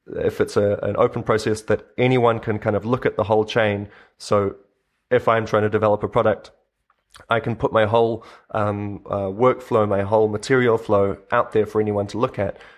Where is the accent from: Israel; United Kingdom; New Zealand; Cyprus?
New Zealand; moved away as an adult; now in Berlin, Germany; I grew up in New Zealand myself